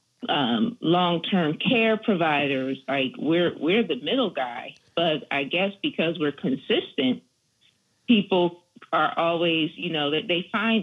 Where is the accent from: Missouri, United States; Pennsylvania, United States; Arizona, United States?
Pennsylvania, United States; Philadelphia; I'm a Philly born and raised, not West Philadelphia